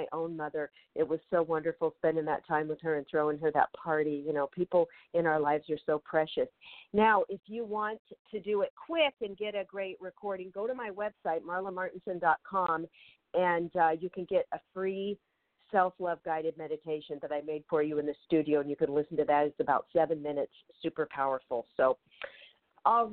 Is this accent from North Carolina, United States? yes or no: no; Federal Way, Washington, United States; now in Los Angeles, United States; my hometown, Federal Way, Washington